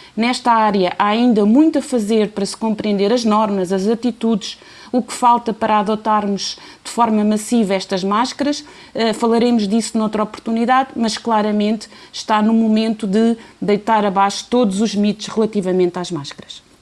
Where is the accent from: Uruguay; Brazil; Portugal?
Portugal